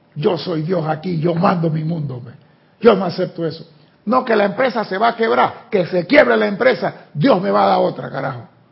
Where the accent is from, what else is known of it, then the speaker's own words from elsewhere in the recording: Panama; yo que soy chiquito de Panamá